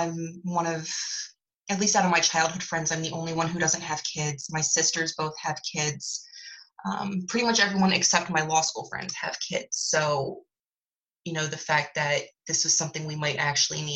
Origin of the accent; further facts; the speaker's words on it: Philadelphia, Pennsylvania, United States; I grew up in Philly and currently live there